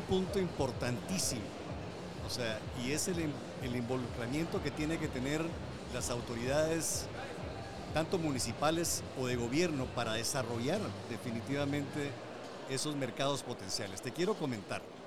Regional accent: Guatemala; nosotros mismos como guatemaltecos

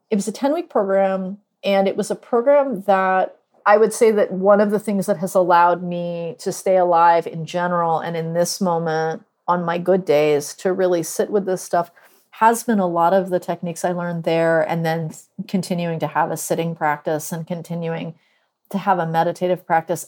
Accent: Northeast, United States; now in Durham, United States; I live in Durham, North Carolina, although I'm from the Northeast

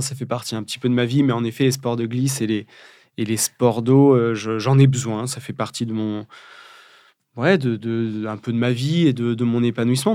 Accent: Charente, Nouvelle-Aquitaine, France; now in Brittany, France; je suis né au milieu des vignes charentaises. On fabrique du cognac

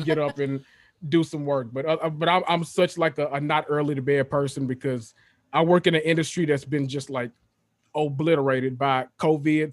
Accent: Memphis, Tennessee, United States; moved away as an adult; I am from Memphis, Tennessee, born and raised.

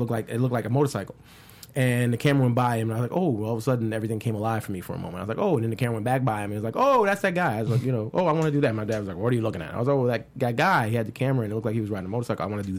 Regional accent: New York City, New York, United States; I'm from New York. I'm from Brooklyn.

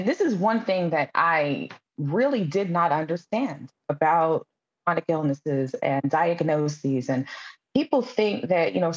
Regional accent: New York City, New York, United States; I'm from Brooklyn, New York

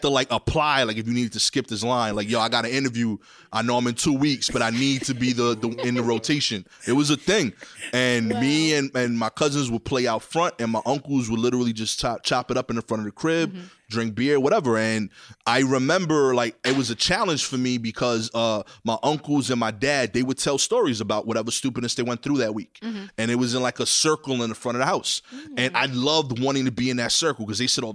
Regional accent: New York City, New York, United States; I'm from East New York.

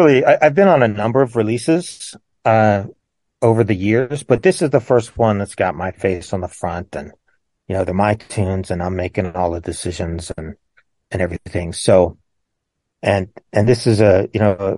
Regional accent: Pittsburgh, Pennsylvania, United States; I was born in Pittsburgh, just north of Pittsburgh, PA

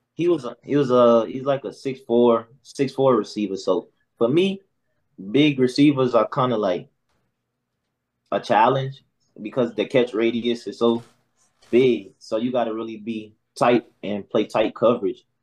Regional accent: South Carolina, United States; I'm from South Carolina actually.

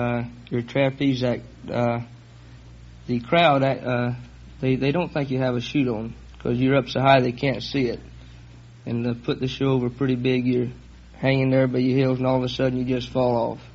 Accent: North Carolina, United States; but it's North Carolina to me.

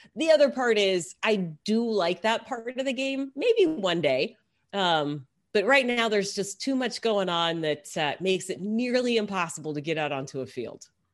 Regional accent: Texas, United States; I grew up in Texas

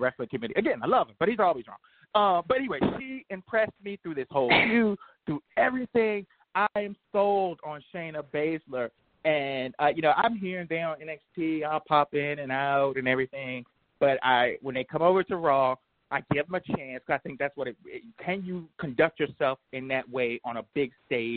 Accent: the South, United States; That's what we say in the South

